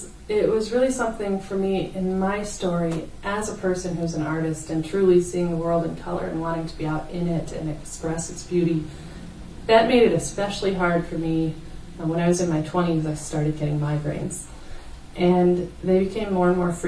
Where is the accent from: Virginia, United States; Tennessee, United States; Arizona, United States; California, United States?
Virginia, United States; Fredericksburg; also born or lived in Flint, Michigan / Owosso, Michigan; now in Grand Rapids, United States; I moved because of job opportunities for my dad outside of D.C. It was really interesting living in Fredericksburg is the place, Fredericksburg, Virginia